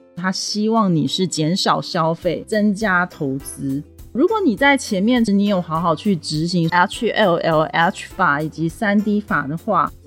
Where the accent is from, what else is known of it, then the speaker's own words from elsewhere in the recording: Taiwan; 我真的很不想留在台湾